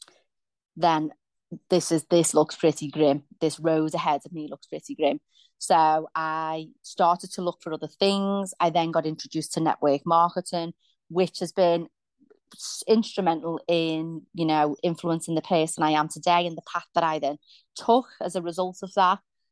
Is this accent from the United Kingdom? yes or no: yes; Liverpool, North West England, United Kingdom; I grew up in Liverpool in a place called Kensington